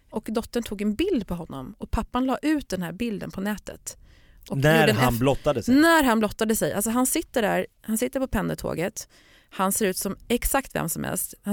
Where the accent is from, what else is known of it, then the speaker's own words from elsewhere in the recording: Stockholm, Stockholm County, Sweden; jag menar jag är ju uppvuxen i Stockholm